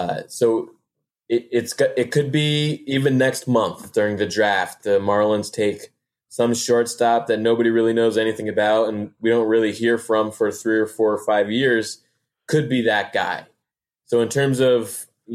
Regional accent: Connecticut, United States; moved away as an adult; now in Florida, United States; I grew up in the Northeast, grew up in Connecticut

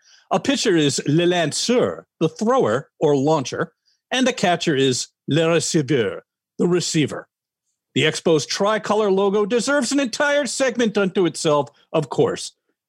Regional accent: New York, United States; growing up in New York

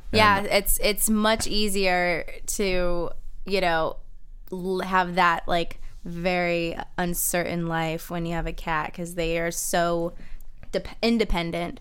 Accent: Kissimmee, Florida, United States; moved away; I grew up in Kissimmee, Florida.

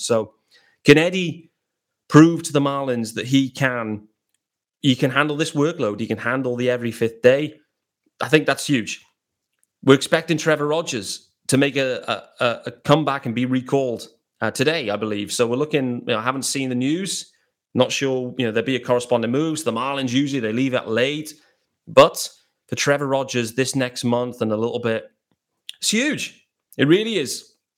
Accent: England, United Kingdom; I'm based out in England. I'm British.

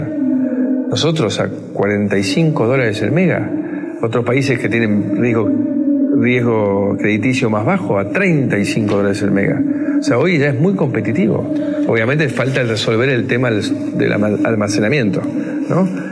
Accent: Argentina; Y ese mismo compromiso lo tengo como, argentino.

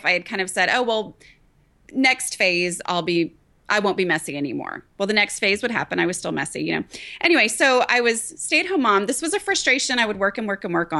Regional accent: Dallas, Texas, United States; also born or lived in Thailand; I grew up in the Dallas area

